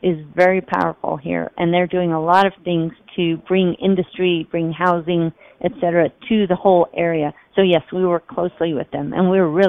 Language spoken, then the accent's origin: English; Las Vegas, Nevada, United States; So I come from Las Vegas, 41 years. Heat, crowding, and I never went outside.